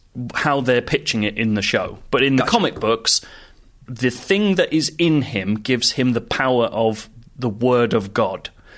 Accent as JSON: {"language": "English", "town": "Ottawa", "region": "Ontario", "country": "Canada", "tie": "born or raised there", "moved": "yes", "lives_now": "United Kingdom", "said": "Actually, my hometown's Ottawa, and I don't know anyone there anymore"}